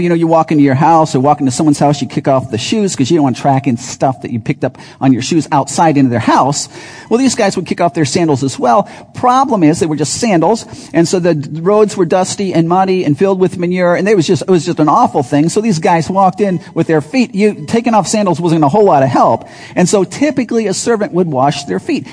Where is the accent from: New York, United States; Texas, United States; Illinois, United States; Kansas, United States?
Illinois, United States; Chicago; also born or lived in Wisconsin; I grew up in Chicago, loved Chicago, in the city, but then we lived in the burbs most of that time.